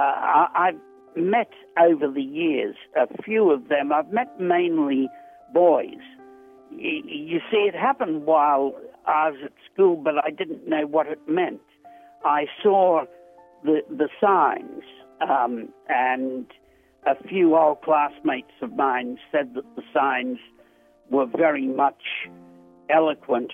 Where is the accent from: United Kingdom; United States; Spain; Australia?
Australia; I'm a writer from Australia